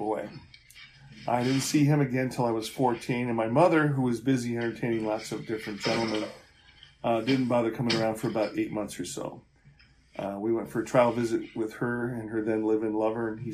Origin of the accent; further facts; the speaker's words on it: Rochester, New York, United States; I was born in Rochester, New York, on October 31st, 1952